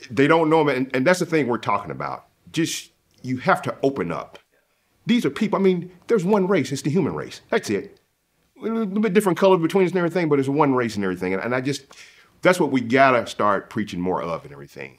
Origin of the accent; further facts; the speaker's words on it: the South, United States; moved away; I'm from the South